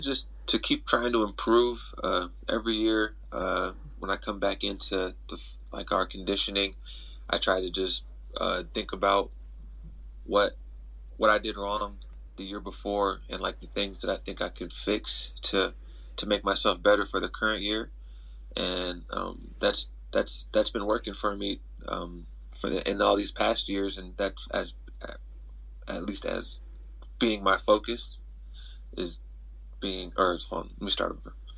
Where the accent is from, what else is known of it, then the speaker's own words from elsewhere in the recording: near Mt. SAC, California, United States; 30 minutes from my hometown, so it's like a home meet for me